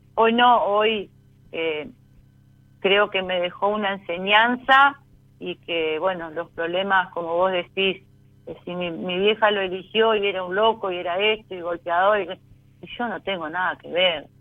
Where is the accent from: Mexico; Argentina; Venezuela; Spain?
Argentina; Concordia, Entre Ríos; De Concordia, Entre Ríos